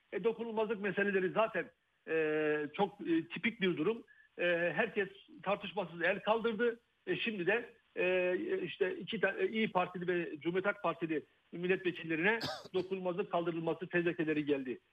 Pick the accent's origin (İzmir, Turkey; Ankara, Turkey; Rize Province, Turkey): Rize Province, Turkey; Rize; ben e, bir Karadenizliyim, Rizeliyim aynı zamanda.